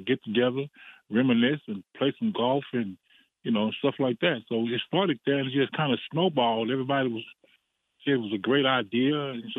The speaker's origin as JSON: {"language": "English", "area": "Pearland area", "region": "Texas", "country": "United States", "tie": "born or raised there", "moved": "as an adult", "lives_now": "Round Rock, United States", "said": "But I'm from that area. My hometown is exactly 15 minutes from that area."}